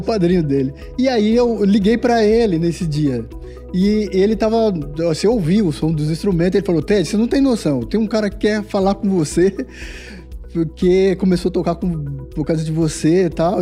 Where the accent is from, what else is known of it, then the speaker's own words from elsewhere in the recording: Diadema, São Paulo, Brazil; a gente nasceu em, é, em Diadema, num, num, bairro chamado Guacuri, bem muito simples